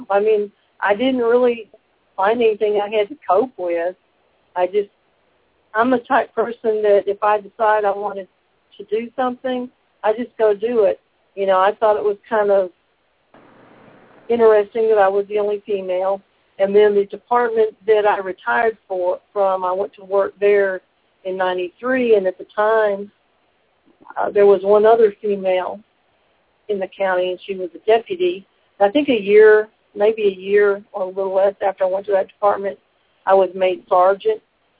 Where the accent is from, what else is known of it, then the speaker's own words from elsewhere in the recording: Detroit, Michigan, United States; born there; also born or lived in Sanford, United States / Boston, United States / Memphis, United States; Well, I was born in Detroit, Michigan, lived in Sanford, Florida, and Boston, Massachusetts, while I was a little small child, and my family settled, my father was in the Navy, my family settled in Memphis